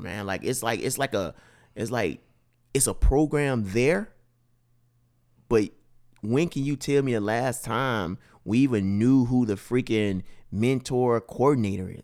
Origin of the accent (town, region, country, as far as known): Mississippi, United States; born or raised there; moved away